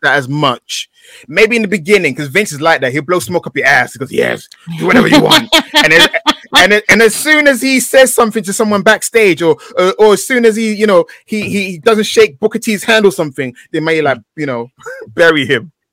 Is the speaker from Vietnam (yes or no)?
no; London, United Kingdom; I grew up in East London